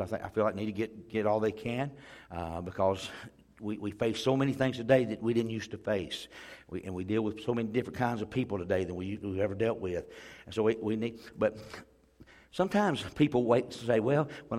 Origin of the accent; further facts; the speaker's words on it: Pea Ridge, Alabama, United States; Where I grew up over in Pea Ridge, Alabama